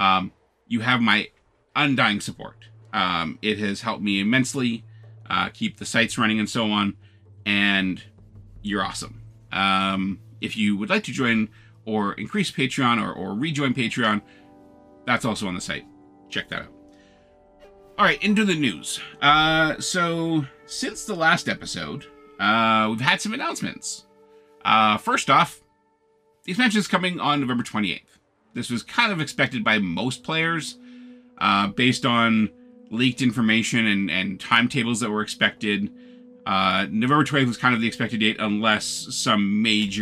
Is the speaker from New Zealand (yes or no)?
no; Canada; being Canadian